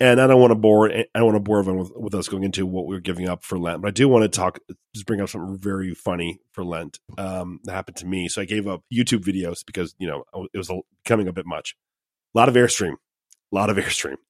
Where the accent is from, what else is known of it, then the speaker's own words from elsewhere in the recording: Ohio, United States; I'm from Ohio